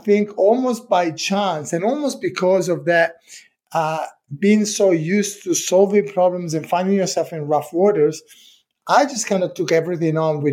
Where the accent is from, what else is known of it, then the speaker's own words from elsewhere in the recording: Italy; English is a second language; moved away as an adult; now in United Kingdom; when I was 25, I thought, you know, what am I doing here? Let me try and do something different. So I left Italy